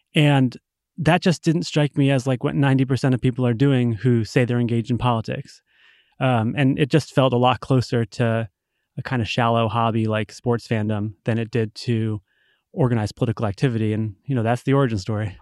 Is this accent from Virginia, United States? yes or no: no; Rhode Island, United States; now in Massachusetts, United States; I grew up in Rhode Island in, you know, the nineties